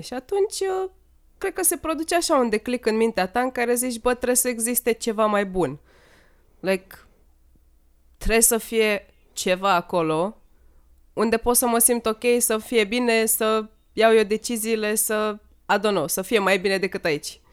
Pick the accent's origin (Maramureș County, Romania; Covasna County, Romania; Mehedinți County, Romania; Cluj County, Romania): Maramureș County, Romania; Sighetu Marmației; am crescut în Sighetul Marmației